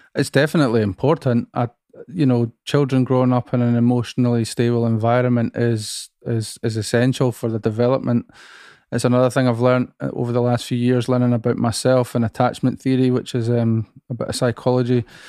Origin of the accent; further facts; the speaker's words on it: Musselburgh, Scotland, United Kingdom; I grew up in another seaside town about twenty miles from here called Musselburgh